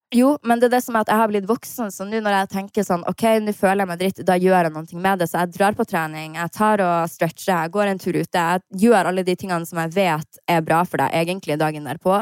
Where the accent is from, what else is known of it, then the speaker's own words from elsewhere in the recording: Harstad, Troms, Norway; Jeg var hjemme i Harstad